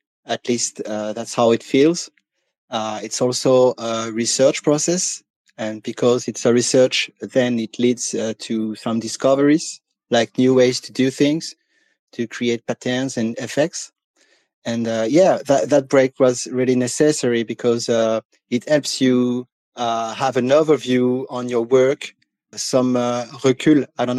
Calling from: France; English is a second language; I'm calling from France. First, I'd like to say to people that I'm not used to speak English, and I can read it and listen to it, but I almost never had the opportunity to speak it.

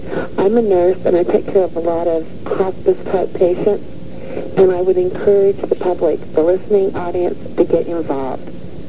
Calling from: Austin, Utah, United States; I'm from Austin, Utah.

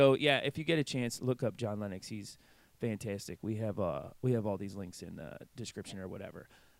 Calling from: England, United Kingdom; I'm coming from, you know, England, which is Oxford's in England, right?

